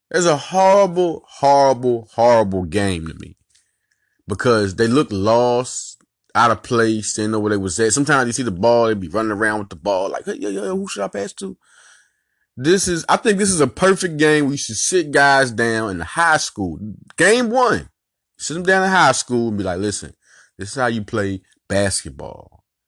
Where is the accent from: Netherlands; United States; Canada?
United States; Little Rock, Arkansas; also born or lived in West Philadelphia, Pennsylvania; I was raised in Little Rock, born in West Philadelphia.